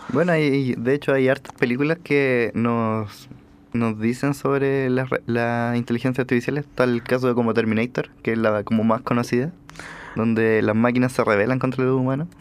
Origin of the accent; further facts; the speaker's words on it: Chile; nosotros como chilenos